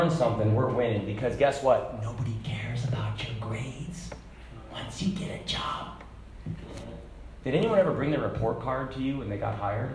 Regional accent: Hong Kong; moved away; I grew up in Hong Kong

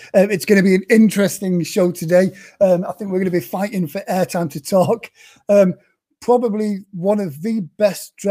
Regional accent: United Kingdom; being a Brit

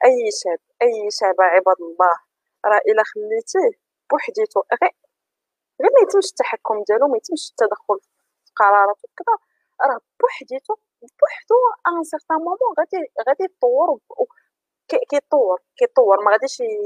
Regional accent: Morocco; عندنا في المغرب

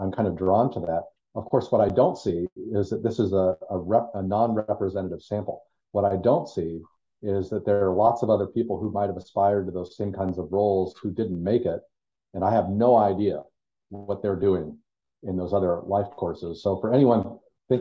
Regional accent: Colorado Springs, Colorado, United States; moved away as an adult; also born or lived in Los Angeles, California; now in Las Vegas, United States; I grew up in Colorado, particularly Colorado Springs

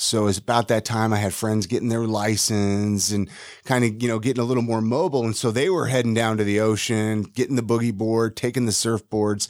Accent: Ventura, California, United States; moved away; also born or lived in Utah; Born and raised in Ventura, California.

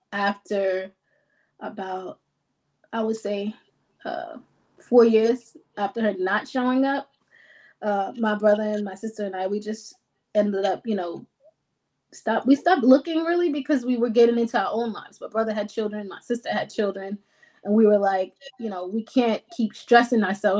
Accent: New York, United States; Well, everybody thinks the New York is just the glam and the glitz, but it's really a hustle. It's expensive to live here, so it's a constant hustle.

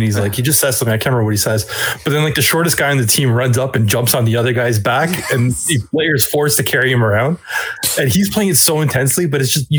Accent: Toronto, Ontario, Canada; growing up in Toronto around like Portuguese people

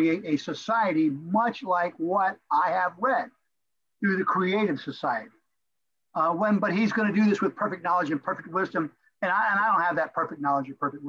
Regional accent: Florida, United States; moved away as an adult; also born or lived in Crown Point, Indiana; I'm a Florida boy. I grew up in Florida

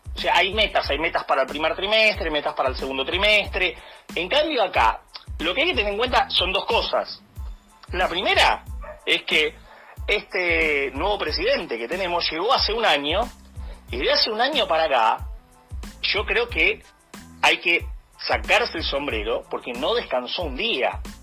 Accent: Argentina; como argentinos

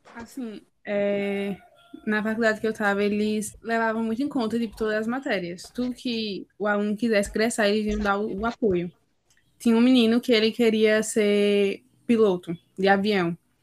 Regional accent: Northeast Region, Brazil

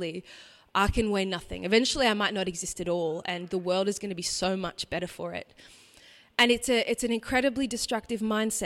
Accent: Brisbane, Queensland, Australia; I grew up in Brisbane, in a what you might call a nominal Catholic family

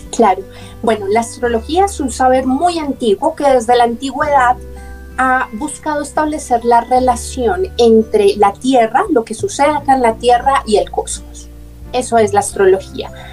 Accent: Bogotá, Colombia; nací en Bogotá, Colombia

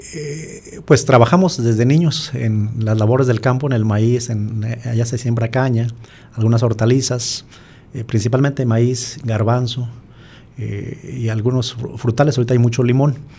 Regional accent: San Martín Hidalgo, Jalisco, Mexico; Yo soy hijo de campesinos, vengo originario del municipio de San Martín Hidalgo, Jalisco, de una comunidad rural

